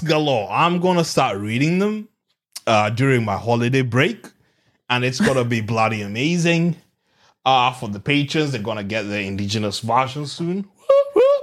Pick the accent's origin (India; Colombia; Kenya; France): Kenya; now in Australia; growing up in Africa